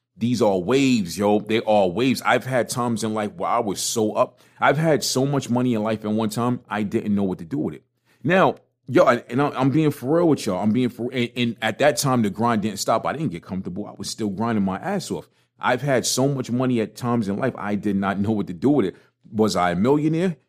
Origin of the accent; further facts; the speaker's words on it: New York City, New York, United States; I, I, was born and raised in a one bedroom apartment in Brooklyn